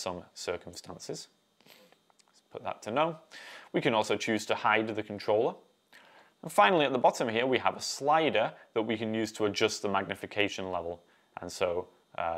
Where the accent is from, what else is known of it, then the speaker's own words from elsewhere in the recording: Ossett, Yorkshire and the Humber, United Kingdom; moved away; I am from Yorkshire is the county, and the town is called Ossett.